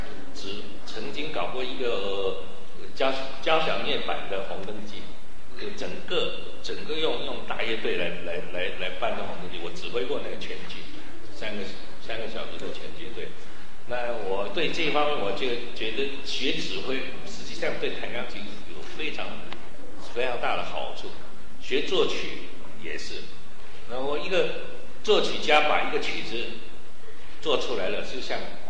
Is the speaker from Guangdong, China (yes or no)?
no; Shanghai, China; 那么其实我小时候在上海的时候也听过很多，呃，那个粤曲，我也很喜欢粤曲